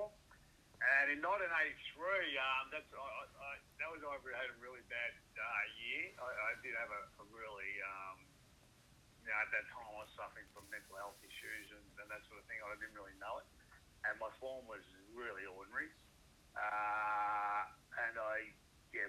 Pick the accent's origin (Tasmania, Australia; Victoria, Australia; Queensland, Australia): Victoria, Australia; Essendon; I was born in Essendon. I went to Essendon State School.